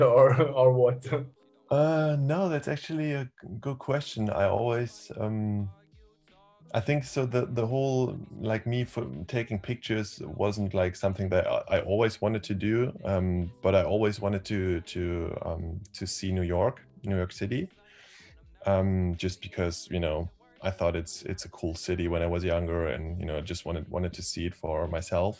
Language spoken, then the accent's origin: English; Berlin, Germany; I am from Berlin. I've um, been born here